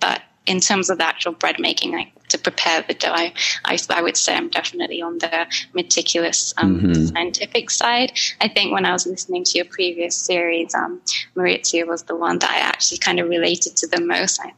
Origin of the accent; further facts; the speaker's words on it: Japan; moved away; I grew up in Japan